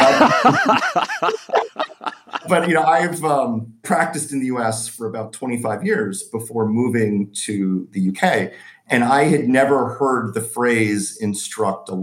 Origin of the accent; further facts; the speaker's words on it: United States; moved away as an adult; now in London, United Kingdom; I'm an American in London